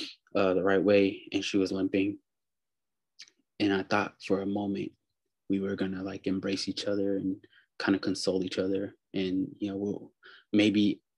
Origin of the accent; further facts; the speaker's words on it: Pittsburg, California, United States; So I live in California. I'm from Pittsburgh in the Bay Area.